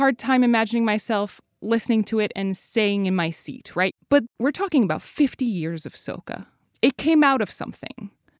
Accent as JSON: {"language": "English", "country": "Canada", "tie": "born or raised there", "said": "I'm Trinidadian. My dad is from there. But I didn't grow up there. I grew up in Canada."}